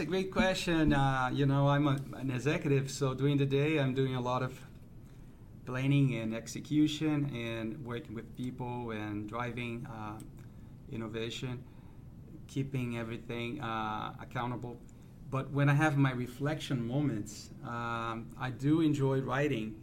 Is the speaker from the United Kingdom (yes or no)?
no; Brazil; moved away as an adult; also born or lived in United States / Europe / South America; now in St. Louis, United States; I'm from Brazil, uh, Brazilian born